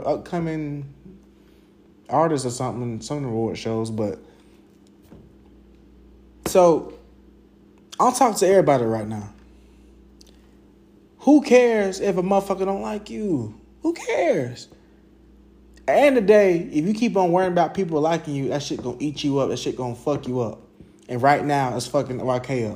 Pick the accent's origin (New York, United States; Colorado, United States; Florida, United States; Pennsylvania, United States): Florida, United States; Jacksonville; where I grew up in Arlington, Southside